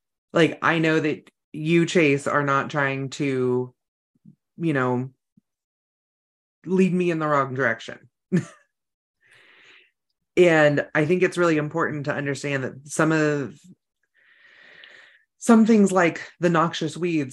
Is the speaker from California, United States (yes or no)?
yes; Northern California, United States; now in North Idaho, United States; I grew up in Northern California where there was a lot of weed growers back before it was legal